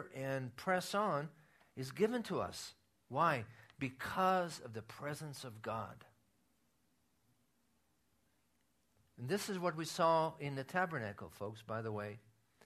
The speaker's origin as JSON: {"language": "English", "country": "Israel", "tie": "born or raised there", "moved": "yes", "said": "when I was growing up in Israel, playing cards was considered a sin among the believers"}